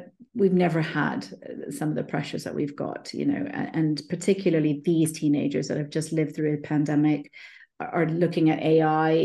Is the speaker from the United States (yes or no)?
no; India; Being Indian myself